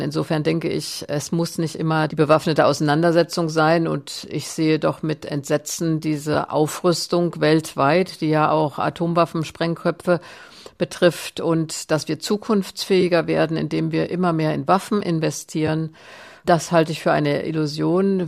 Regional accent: Germany; als Deutsche

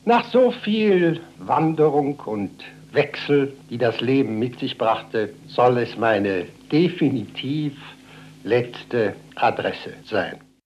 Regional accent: Germany; bei uns in Deutschland drüben

